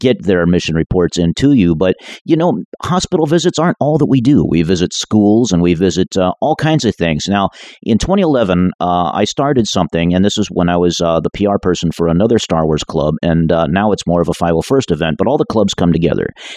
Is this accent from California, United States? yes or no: yes; Castro Valley, California, United States; now in Southern California, United States; That's my hometown up there in the East Bay specifically. I'm from Castro Valley